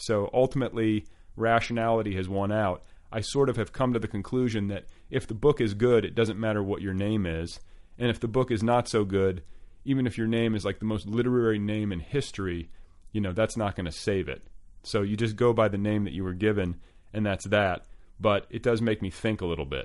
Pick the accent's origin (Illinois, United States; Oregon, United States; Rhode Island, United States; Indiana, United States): Indiana, United States; I'm from Indiana. He went to high school right down the road from where I went to high school